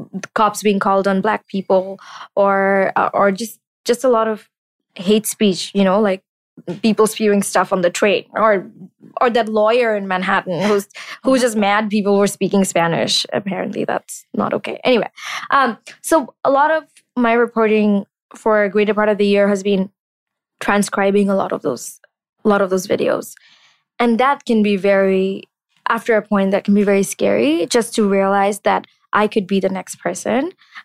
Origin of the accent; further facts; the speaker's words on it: Bangladesh; It hit me that I'd never interacted with the Jewish community growing up in Bangladesh.